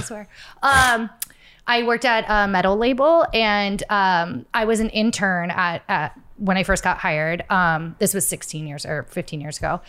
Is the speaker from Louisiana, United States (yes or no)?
no; Florida, United States; I grew up in Florida